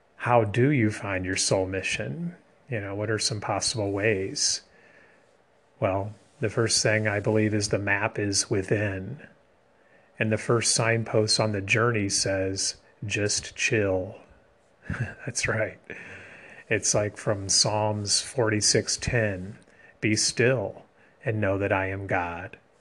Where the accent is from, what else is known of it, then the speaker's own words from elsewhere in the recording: America's heartland, Midwest, United States; also born or lived in Taiwan; Growing up in America's heartland, it's no surprise I'm a Christian